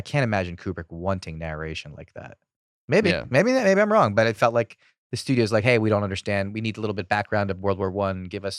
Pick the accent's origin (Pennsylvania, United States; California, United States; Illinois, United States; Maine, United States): Pennsylvania, United States; Philadelphia; I'm from Philadelphia.